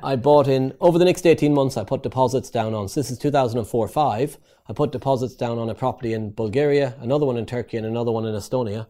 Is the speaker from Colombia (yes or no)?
no; Ireland; moved away as an adult; also born or lived in East London; I came over from Ireland to work for a construction company